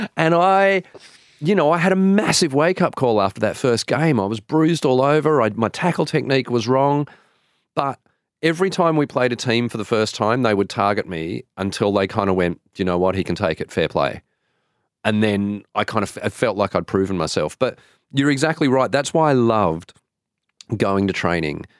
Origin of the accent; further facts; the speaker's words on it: Sydney, New South Wales, Australia; I grew up in Sydney